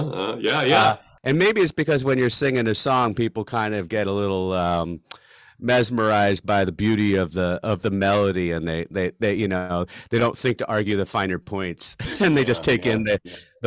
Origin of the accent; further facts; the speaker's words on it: Philadelphia, Pennsylvania, United States; moved away as an adult; now in Chicago, United States; I was back home from University of Chicago, and in the Philadelphia area where I grew up.